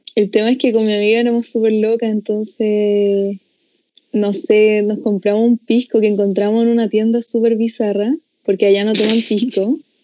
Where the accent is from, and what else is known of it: Chile